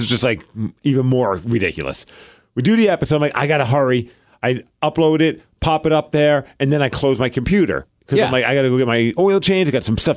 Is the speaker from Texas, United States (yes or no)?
no; New York City, New York, United States; moved away; I'm from Brooklyn